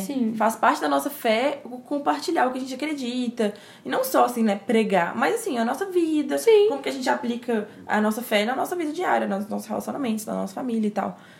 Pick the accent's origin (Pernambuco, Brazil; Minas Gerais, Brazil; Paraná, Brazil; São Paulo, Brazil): Minas Gerais, Brazil; Timóteo; accent: mineiro; also born or lived in Belo Horizonte; eu sou de Minas Gerais, temos aí um pouco de sotaque mineiro.